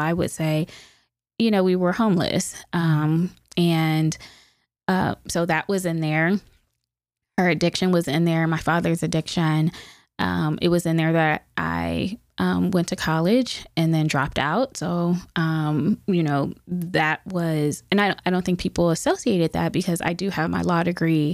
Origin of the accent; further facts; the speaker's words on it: Youngstown, Ohio, United States; I grew up in Youngstown, born and raised